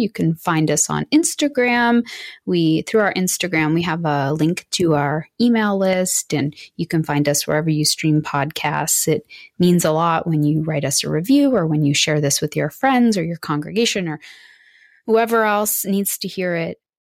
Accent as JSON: {"language": "English", "country": "United Kingdom", "said": "Yes. Yeah, we're so British."}